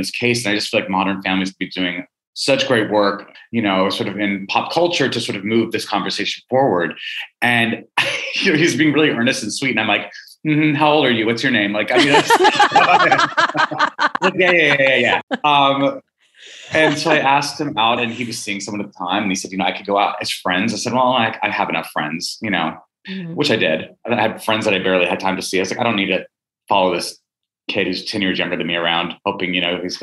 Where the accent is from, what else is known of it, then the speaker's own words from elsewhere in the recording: Albuquerque, New Mexico, United States; also born or lived in Missoula, Montana; I was born in Missoula and then moved to Albuquerque, you know, when I was one